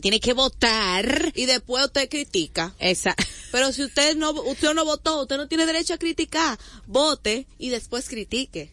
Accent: Santo Domingo, Distrito Nacional, Dominican Republic; yo voto en la zona colonial y para mí ese es donde yo crecí, donde yo nací

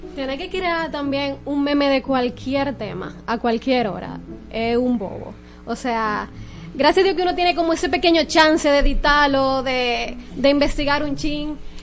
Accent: Dominican Republic

